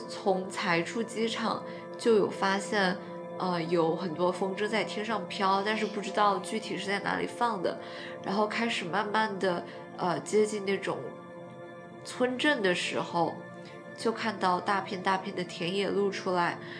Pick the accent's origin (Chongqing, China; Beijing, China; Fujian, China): Chongqing, China; accent: Chongqing dialect; 我的老家，人们也是喜欢 用重庆话讲